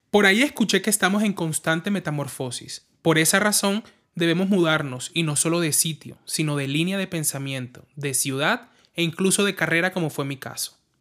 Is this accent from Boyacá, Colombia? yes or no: no; La Guajira, Colombia; also born or lived in Barranquilla; yo soy de La Guajira, viví en Barranquilla